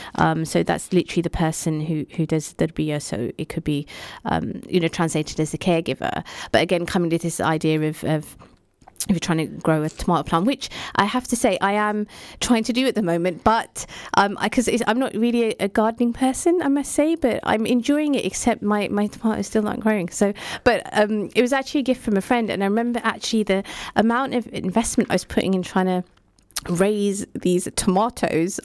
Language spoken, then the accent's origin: English; United Kingdom; we're immigrants living in this country, um, who obviously we're, we're British